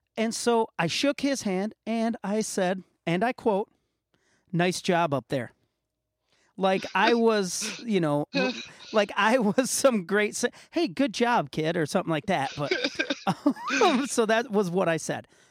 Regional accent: Muskegon, Michigan, United States; my hometown, Muskegon, Michigan, had the L.C. Walker Arena

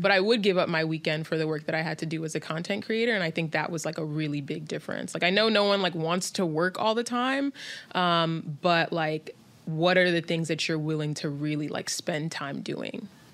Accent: New York City, New York, United States; growing up in New York City.

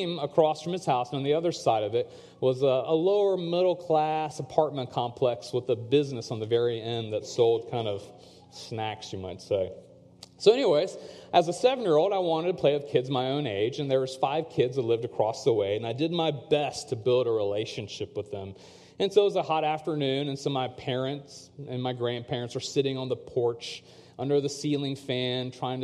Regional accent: Chapel Hill, North Carolina, United States; growing up in the States as a second-generation South Asian

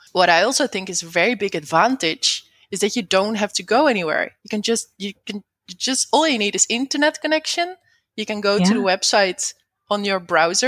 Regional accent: Netherlands; I'm not from the USA, by the way. I'm from the Netherlands.

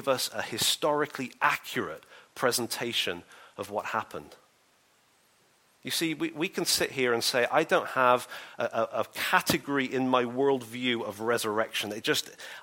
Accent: England, United Kingdom; I'm English

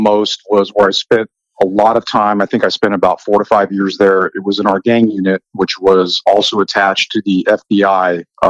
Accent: Texas, United States; I am from Texas.

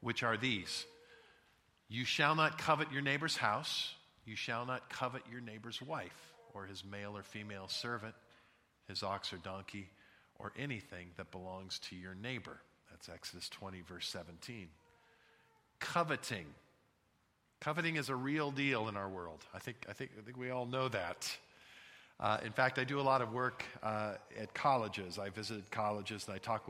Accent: Santa Barbara, California, United States; now in Scottsdale, United States; when I was a kid, I grew up in Santa Barbara, California

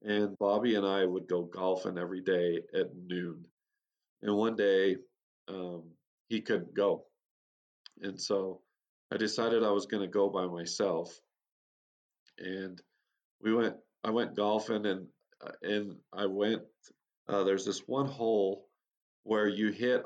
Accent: Utah, United States; I was born and raised in Utah, USA, on a little farm community

